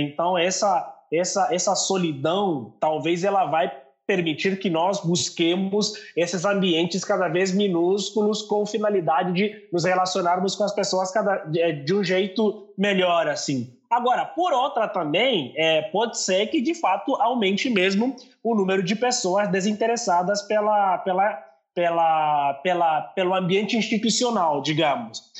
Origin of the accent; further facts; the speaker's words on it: Angola; also born or lived in São Paulo, Brazil; now in Brazil; sou angolano. Talvez você deve ter percebido ali um pouco pelo meu sotaque